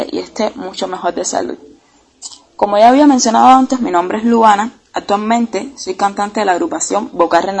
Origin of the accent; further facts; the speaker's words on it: Cuba; acá en nuestro país, Cuba